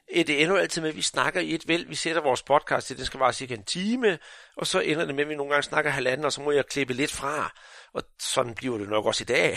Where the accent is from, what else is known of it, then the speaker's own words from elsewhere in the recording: Jutland, Denmark; Nu er jeg jo fra Jylland